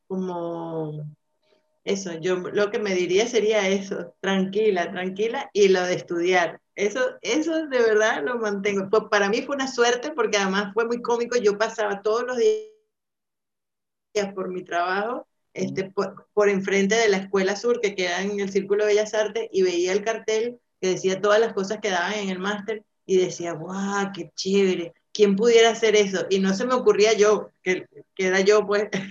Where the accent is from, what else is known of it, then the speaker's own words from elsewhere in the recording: Venezuela; moved away as an adult; now in Madrid, Spain; los venezolanos hemos sido muy bien recibidos acá